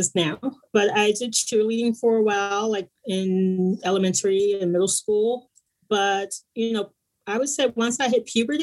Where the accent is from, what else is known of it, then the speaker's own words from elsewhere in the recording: East Orange, New Jersey, United States; moved away as an adult; also born or lived in New York City; now in Bay Area, United States; I'm originally from New Jersey, Newark, New Jersey. I grew up in a little suburb outside of Newark called East Orange.